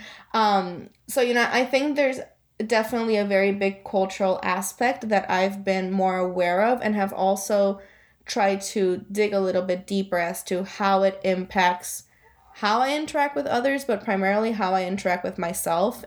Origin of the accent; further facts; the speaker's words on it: Guaynabo, Puerto Rico; also born or lived in Florida; now in Wethersfield, United States; I was born and raised in Puerto Rico. I'm from Guaynabo originally.